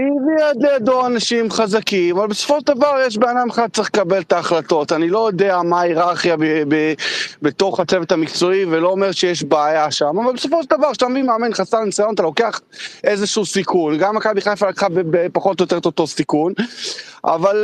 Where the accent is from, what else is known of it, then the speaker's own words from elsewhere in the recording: Israel; אנחנו ישראלים הרבה יותר בוטים